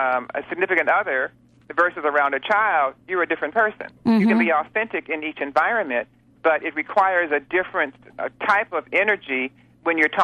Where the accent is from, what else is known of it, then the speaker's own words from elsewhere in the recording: Detroit, Michigan, United States; moved away; I'm from Detroit originally